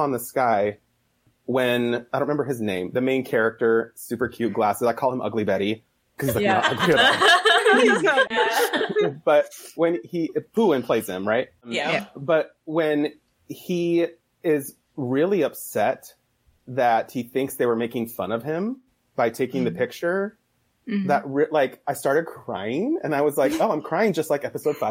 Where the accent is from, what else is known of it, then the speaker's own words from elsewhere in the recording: Idaho, United States; I'm from Idaho.